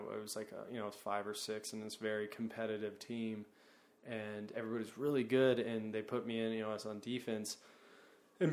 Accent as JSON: {"language": "English", "region": "Oklahoma", "country": "United States", "moved": "yes", "lives_now": "New York, United States", "said": "I'm from Oklahoma"}